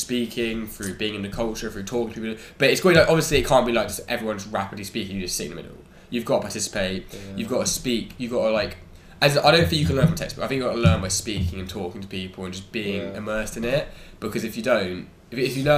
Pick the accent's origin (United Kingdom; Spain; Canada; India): United Kingdom; England; they'll pick up straight away that I'm English